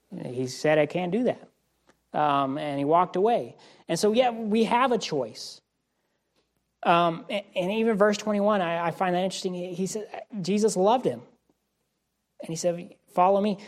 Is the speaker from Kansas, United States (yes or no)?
yes; Wichita, Kansas, United States; moved away; where I grew up in Wichita, Kansas